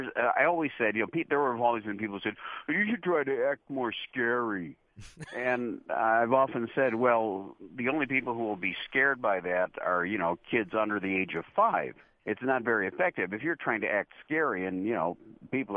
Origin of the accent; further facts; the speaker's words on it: Chicago, Illinois, United States; also born or lived in Morton Grove / Niles; I've pretty much spent my whole life here in Chicago, my whole life and even my whole career. I was born in Chicago, and about 4 years after that, we moved to some suburbs of Chicago